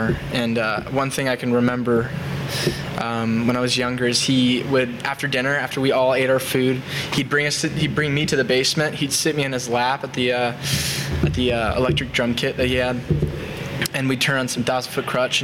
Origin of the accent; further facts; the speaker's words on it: Indianapolis, Indiana, United States; I'm from Northside, Indianapolis